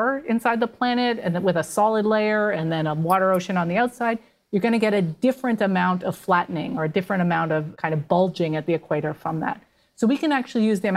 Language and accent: English; Canada; I'm Canadian